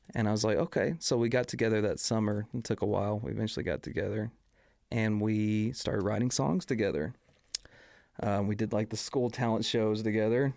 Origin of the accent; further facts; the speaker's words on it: Kilgore, Texas, United States; as well as in East Texas, where I'm from. I'm from Kilgore, East Texas